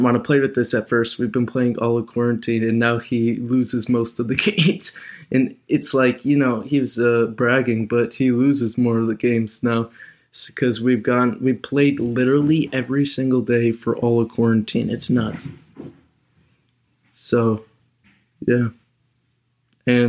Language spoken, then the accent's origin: English; Chicago, Illinois, United States; I'm from Chicago